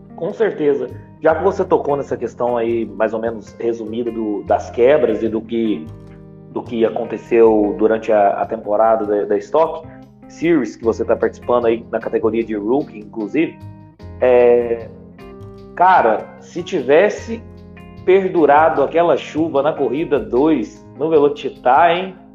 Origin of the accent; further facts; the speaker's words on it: Minas Gerais, Brazil; Eu sou de Minas